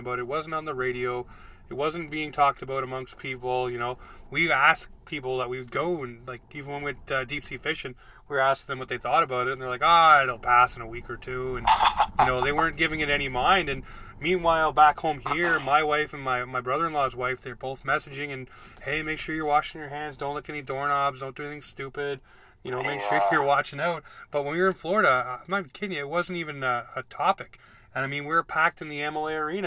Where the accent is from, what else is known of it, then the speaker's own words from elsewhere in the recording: Ontario, Canada; moved away; I was in Ontario because I was born in Ontario and I lived there until 2003